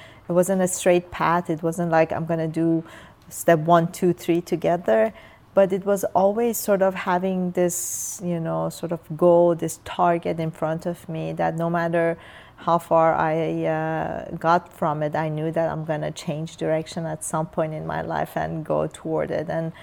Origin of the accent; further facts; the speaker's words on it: Iran; English is a second language; now in United States; as a young child in Iran